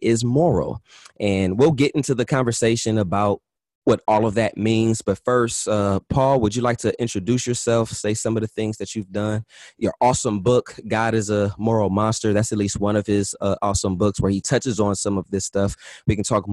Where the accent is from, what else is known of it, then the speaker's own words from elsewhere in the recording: United States; I'm American and I'm a Black American